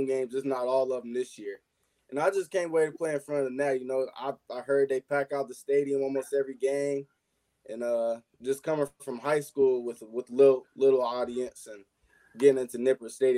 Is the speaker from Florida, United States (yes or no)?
no; Cincinnati, Ohio, United States; my hometown, my select team, Cincinnati Spikes